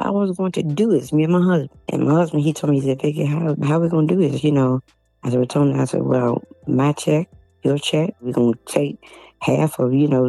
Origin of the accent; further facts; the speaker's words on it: Norfolk, Virginia, United States; Norfolk, Virginia